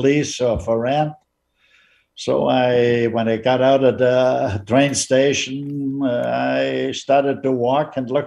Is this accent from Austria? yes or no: yes; Austria; moved away as an adult; now in Canada; I was born in Austria. I was a teenager, or 10 years old